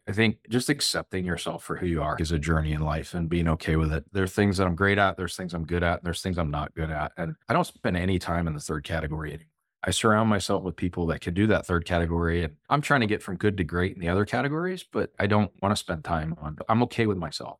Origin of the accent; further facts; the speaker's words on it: Plano, Texas, United States; also born or lived in Norwalk, Connecticut / St. Louis, Missouri; now in Dallas, United States; I was born in Norwalk, Connecticut, lived there for first eight or so years of my life, lived a couple years in Saint Louis, and then moved to Plano, Texas, back when it was pretty tiny. and grew up in the public school system